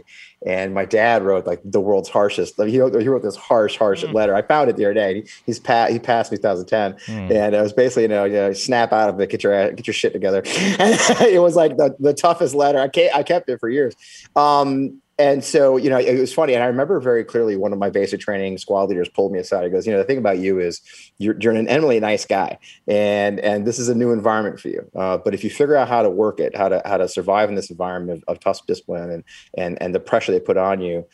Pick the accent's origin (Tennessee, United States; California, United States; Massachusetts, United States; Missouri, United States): Missouri, United States; Kirkwood; moved away as an adult; I grew up outside of St. Louis, Missouri